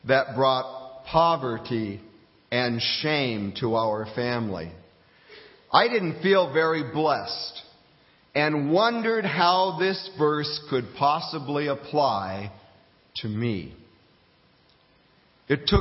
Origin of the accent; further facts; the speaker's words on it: Fairbanks, Alaska, United States; moved away as an adult; also born or lived in Coral Gables, Florida; my hometown of Fairbanks, Alaska